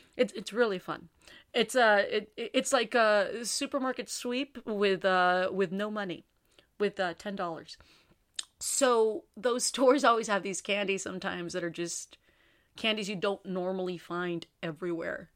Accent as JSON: {"language": "English", "town": "San Juan", "region": "Texas", "country": "United States", "tie": "born or raised there", "said": "my hometown, San Juan"}